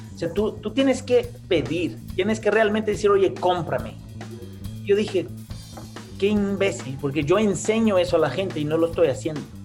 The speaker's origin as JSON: {"language": "Spanish", "country": "Brazil", "also_born_or_lived": "Costa Rica", "moved": "as an adult", "lives_now": "Mexico City, Mexico", "said": "yo básicamente soy un brasileño"}